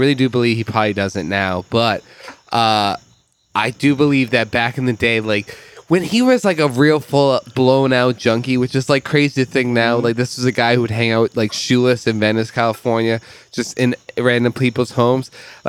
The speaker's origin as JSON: {"language": "English", "country": "Ireland", "said": "As an Irish lover of last names, it's a great one."}